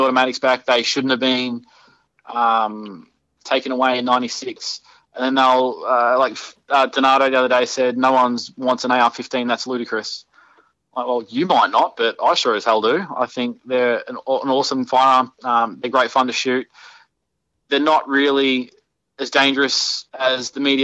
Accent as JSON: {"language": "English", "region": "Victoria", "country": "Australia", "tie": "born or raised there", "said": "his electoral office is in my hometown, so he's just around the corner from where I live"}